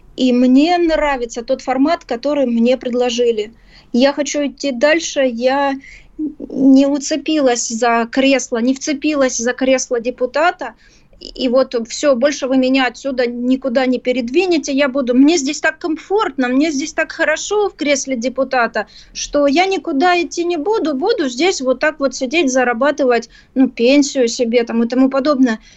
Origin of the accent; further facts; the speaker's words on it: Ukraine; Я действительно украинка, и в паспорте так написано.